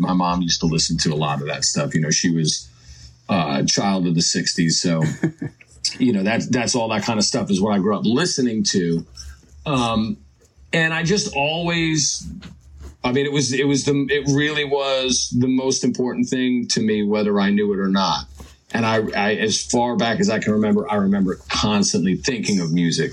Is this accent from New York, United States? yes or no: yes; Long Island, New York, United States; moved away as an adult; now in Norfolk, United States; growing up in New York, you know, I grew up on Long Island